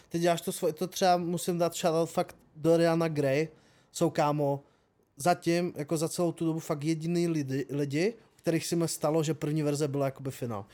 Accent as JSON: {"language": "Czech", "town": "Třinec", "region": "Moravian-Silesian Region", "country": "Czechia", "said": "u nás v Třinci"}